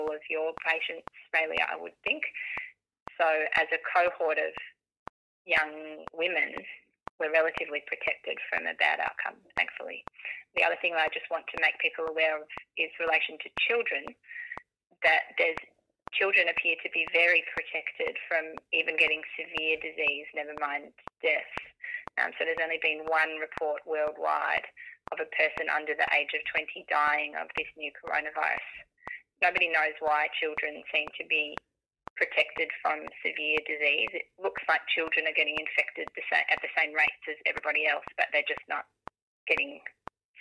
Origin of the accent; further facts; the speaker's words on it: Australia; as Australian individuals